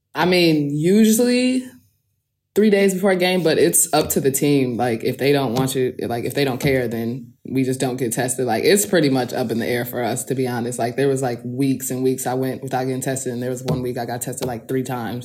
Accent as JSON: {"language": "English", "region": "Midwest", "country": "United States", "also_born_or_lived": "Turkey", "moved": "as an adult", "lives_now": "Kursk, Russia", "said": "I'm from the Midwest"}